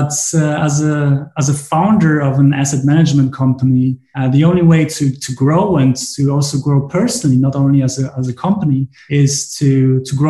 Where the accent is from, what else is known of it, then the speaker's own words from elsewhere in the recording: Germany; also born or lived in Poland / Chicago; I was born in Poland, lived there for 2 years when at this point, my parents decided to move to Germany. And ever since, I'm living in Germany